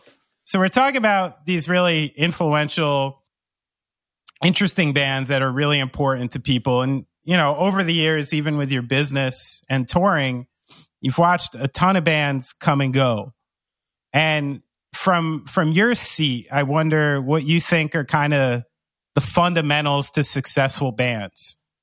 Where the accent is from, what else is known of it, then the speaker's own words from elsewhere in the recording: New Jersey, United States; born there; No, listen, I was born in New Jersey and I'm raised by people like that.